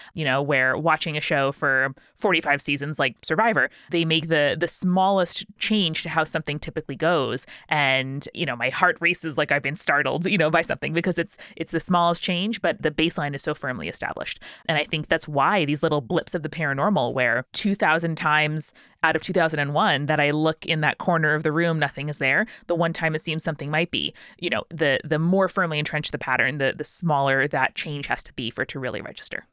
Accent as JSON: {"language": "English", "area": "Long Island", "region": "New York", "country": "United States", "tie": "born or raised there", "said": "Julia and I grew up outside New York City in a, a very sleepy Long Island suburb"}